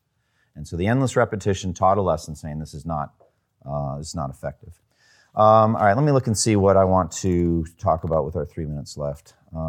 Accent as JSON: {"language": "English", "region": "Massachusetts", "country": "United States", "said": "I'm from Eastern Massachusetts. It wasn't a hunting culture there."}